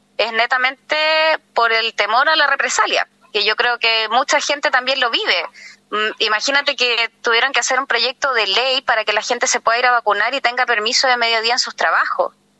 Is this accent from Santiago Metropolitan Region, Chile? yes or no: yes; Santiago, Santiago Metropolitan Region, Chile; moved away as an adult; yo soy santiaguina, pero me vine a vivir acá por un tema de calidad de vida